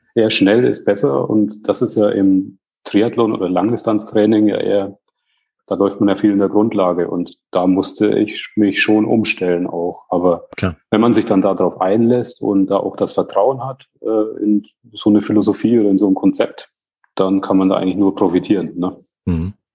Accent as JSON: {"language": "German", "town": "Bamberg", "region": "Bavaria", "country": "Germany", "said": "Also ich komme aus Bamberg"}